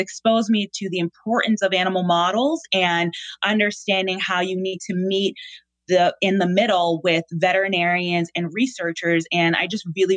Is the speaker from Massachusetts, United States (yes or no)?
yes; Boston, Massachusetts, United States; born and raised in Boston